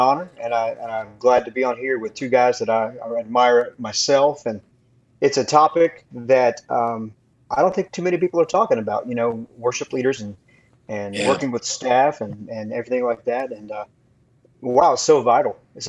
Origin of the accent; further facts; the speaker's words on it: Florida, United States; growing up in Florida, man, I grew up in the ministry because my dad was a music minister.